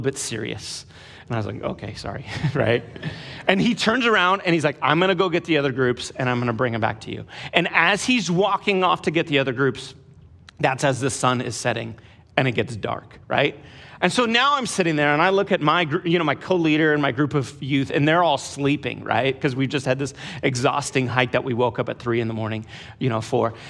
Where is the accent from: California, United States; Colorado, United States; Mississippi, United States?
California, United States; I grew up in California, in the suburbs of California